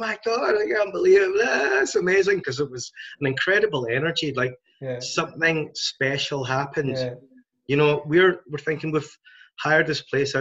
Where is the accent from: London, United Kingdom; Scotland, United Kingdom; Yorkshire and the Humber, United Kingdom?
Scotland, United Kingdom; Glasgow; We are from Glasgow